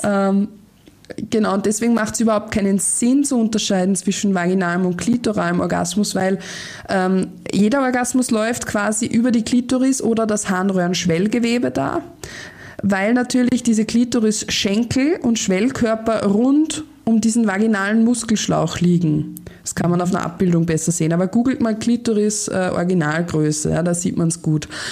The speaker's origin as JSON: {"language": "German", "country": "Austria", "said": "bei uns in Österreich"}